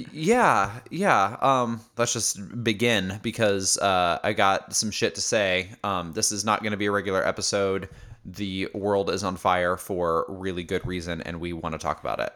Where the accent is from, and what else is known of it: Indiana, United States; born or raised there; moved away as an adult; also born or lived in Chicago, Illinois